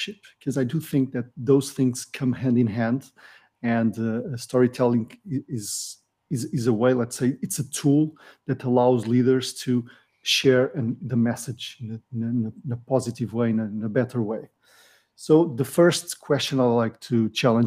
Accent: Vila Real, North, Portugal; now in Lisbon, Portugal; I was born in the north of Portugal in Vila Real, a small mountain city. But now I live in Lisbon with the family

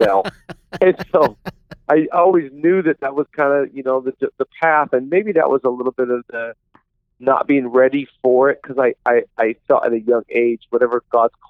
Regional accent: Seattle, Washington, United States; I'm originally from the Pacific Northwest. I grew up in the Seattle area

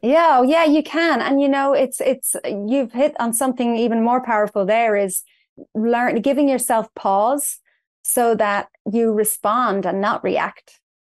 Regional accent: Dublin, Leinster, Ireland; moved away as an adult; now in St. Charles, United States; I was born in Dublin in Ireland, and I spent most of my life there. Um, I moved to the United States in two thousand eleven

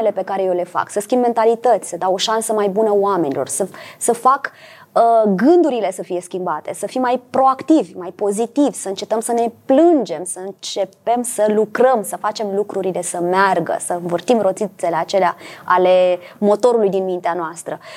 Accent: Bucharest, Romania; Suntem niște oameni de la București. Ce este Bucureștiul pe harta cinematografiei?

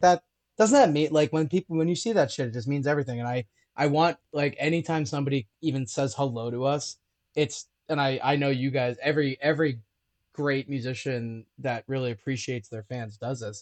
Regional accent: Liverpool, New York, United States; moved away; also born or lived in Syracuse, New York; I'm from Syracuse originally

